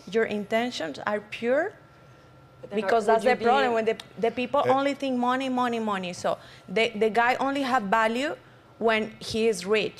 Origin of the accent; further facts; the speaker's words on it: Colombia; English is a second language; moved away as an adult; also born or lived in Bogota; But then I am from Colombia.